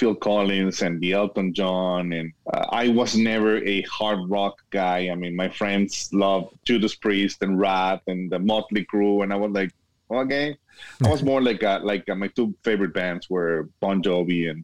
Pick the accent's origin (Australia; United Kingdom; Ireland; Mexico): Mexico; Guadalajara, Jalisco; moved away as an adult; also born or lived in Miami, Florida; now in El Paso, United States; I was born and raised in Guadalajara, Mexico, but now I'm living in El Paso, Texas.